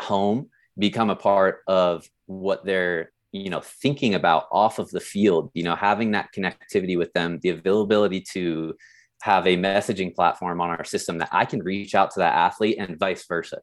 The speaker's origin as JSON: {"language": "English", "town": "San Diego", "region": "California", "country": "United States", "tie": "born or raised there", "moved": "as an adult", "lives_now": "South Lake Tahoe, United States", "said": "I grew up in San Diego. and then ended up right here in South Lake Tahoe"}